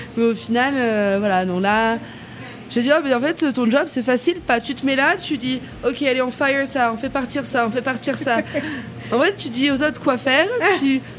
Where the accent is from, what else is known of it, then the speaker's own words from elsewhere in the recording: France; now in United States; en tant que français